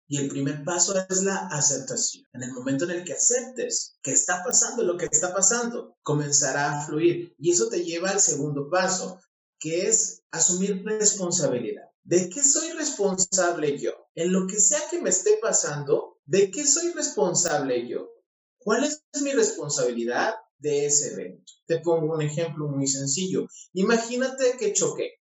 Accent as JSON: {"language": "Spanish", "country": "Mexico", "said": "por mi pueblo en México"}